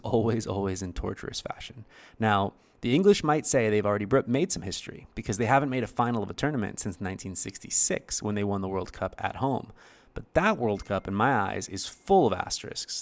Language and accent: English; United States; I'm from America